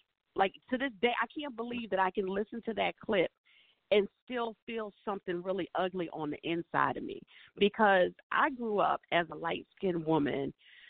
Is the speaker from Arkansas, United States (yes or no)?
no; Delaware, United States; also born or lived in Maryland; I'm from Delaware, the Delaware, Maryland, like northeastern shore kind of area.